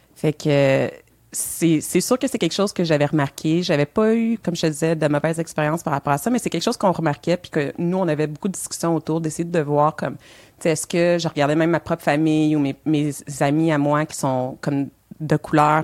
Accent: Montreal, Quebec, Canada; moved away as an adult; now in Elmer; Je suis née à Montréal.

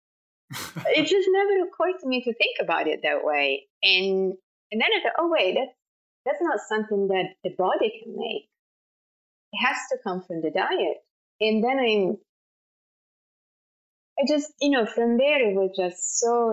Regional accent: Florence, Tuscany, Italy; accent: Italian; English is a second language; moved away as an adult; now in New York, United States; I'm Italian, as I'm sure it's clear from my accent. I'm from Florence in Italy, you know, born and raised

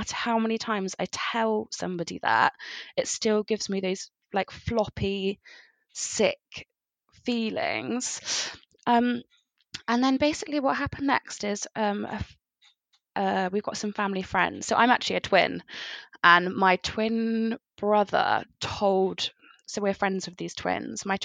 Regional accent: Somerset, South West England, United Kingdom; now in Bristol, United Kingdom; I'm from Somerset. I currently live in Bristol.

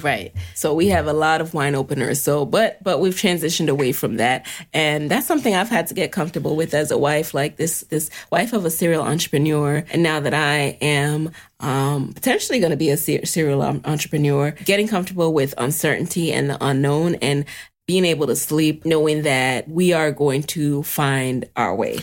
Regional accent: New York City, New York, United States; didn't have a car growing up in the city, growing up in the Bronx

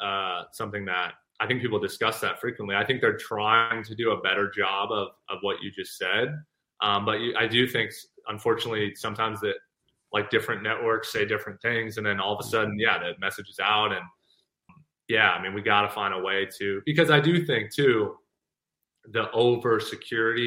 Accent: Thousand Oaks, California, United States; my hometown of Thousand Oaks

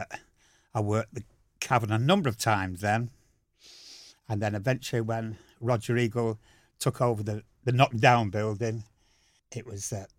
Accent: Wythenshawe, North West England, United Kingdom; also born or lived in Dewsbury; So I then moved out to Withenshaw.

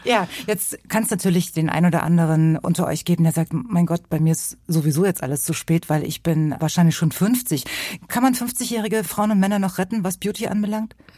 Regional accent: East Germany, Germany; da wo ich herkomme, aus dem Osten

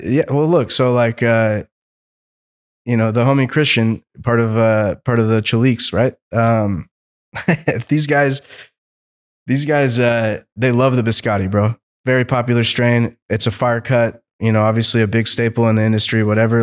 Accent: Seattle, Washington, United States; moved away as an adult; I'm from Seattle originally, right? So born and raised in Seattle

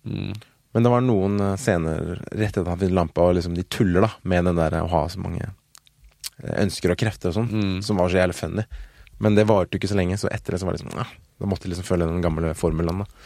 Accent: Norway; Jeg er norsk.

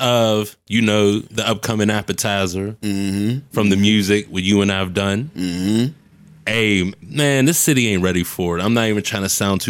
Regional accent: Homestead, Pennsylvania, United States; It was more so, okay, I was born on the Hill, moved to Homestead when I was about, I can remember, 4 or 5 years old.

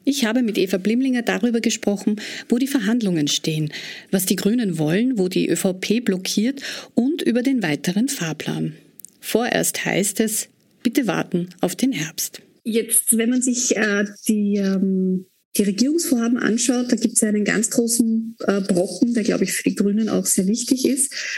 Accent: Austria; bei uns in Österreich

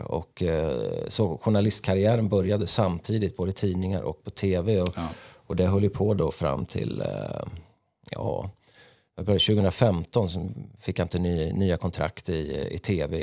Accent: Örebro, Örebro County, Sweden; när jag växte upp då i Markbacken

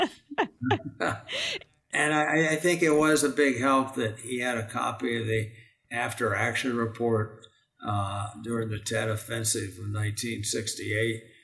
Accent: just outside of D.C., Maryland, United States; also born or lived in Washington, D.C.; now in Phoenix, United States; born in Washington, D.C. and grew up in Maryland, just outside of D.C.

